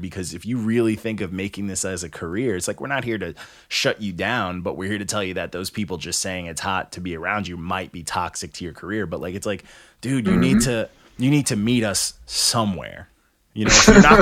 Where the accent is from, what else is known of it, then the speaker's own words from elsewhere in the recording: New York, United States; also born or lived in Canada; I was born in Canada, but my mom, escaped Canada. And, like, you know, I was raised out here. I was raised in New York.